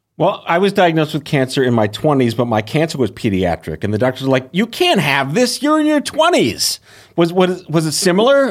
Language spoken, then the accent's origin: English; New York, United States; as a New Yorker